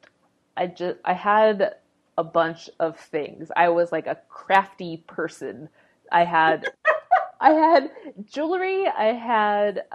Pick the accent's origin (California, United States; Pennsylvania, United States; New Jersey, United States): Pennsylvania, United States; Pittsburgh; I'm originally from Pittsburgh